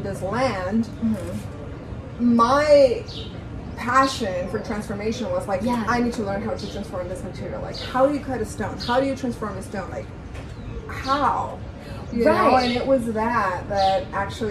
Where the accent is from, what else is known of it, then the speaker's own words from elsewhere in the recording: Antigua, Sacatepéquez, Guatemala; I'm originally from Antigua